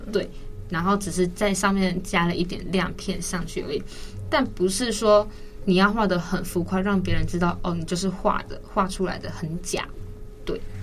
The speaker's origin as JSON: {"language": "Chinese", "country": "Taiwan", "said": "我们台湾人"}